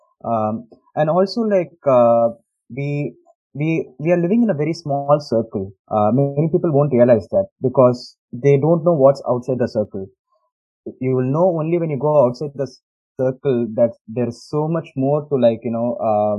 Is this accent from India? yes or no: yes; India; moved away as an adult; also born or lived in Chennai; now in United States; growing up in India